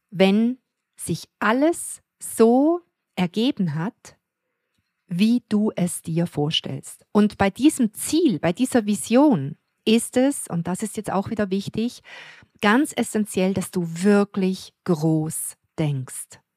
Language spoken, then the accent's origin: German; Switzerland; wo ich einfach nur glücklich bin bei uns in der Schweiz